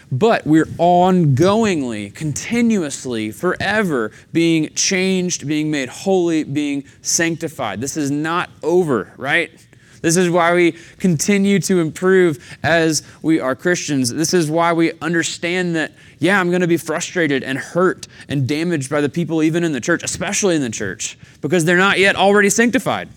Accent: Chattanooga, Tennessee, United States; moved away; growing up in the Southeast in Chattanooga

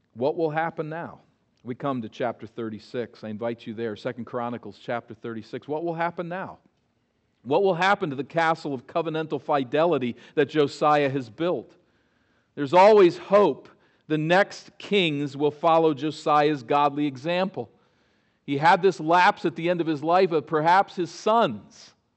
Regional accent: East Coast, United States; As a boy growing up on the East Coast, many of my childhood memories are of days at the Jersey Shore

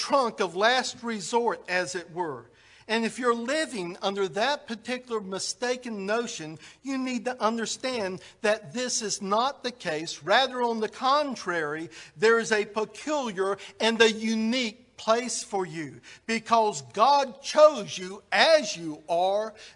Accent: United States; we're Americans

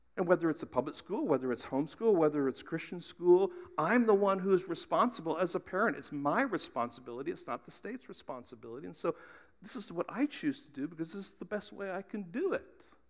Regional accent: United States; we're Americans

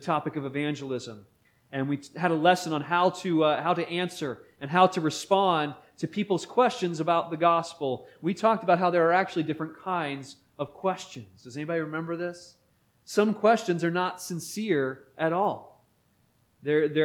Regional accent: Beaver, Pennsylvania, United States; As a young boy growing up in Beaver, Pennsylvania

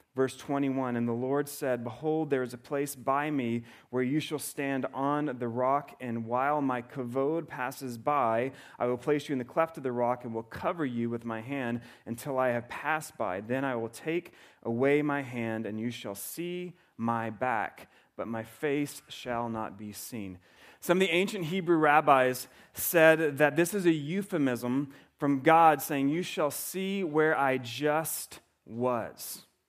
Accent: the South, United States; moved away; I grew up in the South

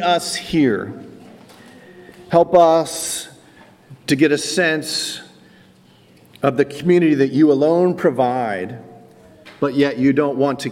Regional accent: Wilmington, Delaware, United States; now in Philadelphia, United States; I grew up in Wilmington, Delaware

